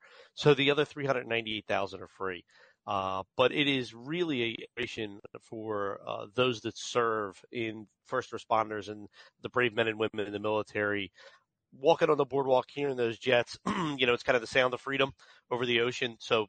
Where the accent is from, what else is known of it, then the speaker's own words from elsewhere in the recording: Atlantic City, New Jersey, United States; I'm born and raised in Atlantic City. Grew up there. You know, my first job was public works, cleaning the beaches in Atlantic City.